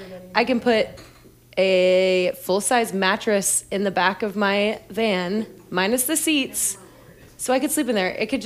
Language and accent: English; Raleigh, North Carolina, United States; moved away as an adult; also born or lived in Missouri; now in Kansas City, United States; I am from Raleigh, North Carolina. I was born and raised there.